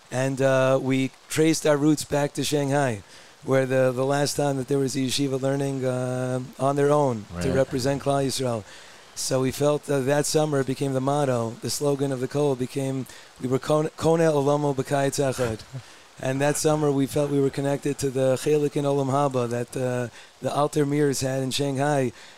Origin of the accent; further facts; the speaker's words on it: Brooklyn, New York, United States; now in Ramat Beit Shemesh, Israel